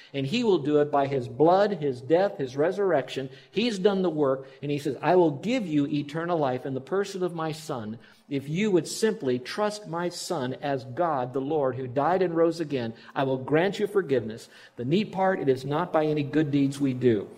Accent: Miami, Florida, United States; We grew up in Miami and you don't have tornadoes

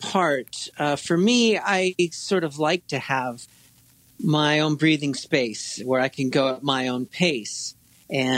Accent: Laguna Beach, California, United States; moved away as an adult; also born or lived in Seattle; I was born in Laguna Beach, California, born in 1971.

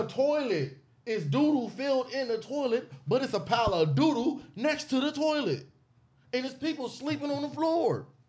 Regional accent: Compton, California, United States; I'm from Bompton. You know, I'm banging. I'm from Bompton.

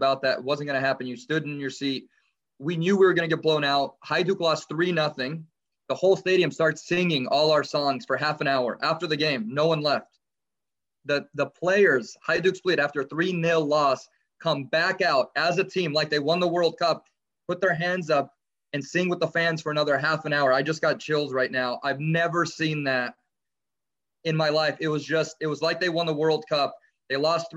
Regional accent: Los Angeles, California, United States; I grew up in Los Angeles

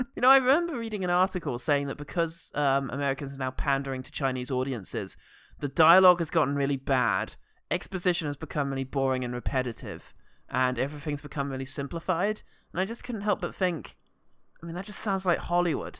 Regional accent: London, United Kingdom; being a Londoner

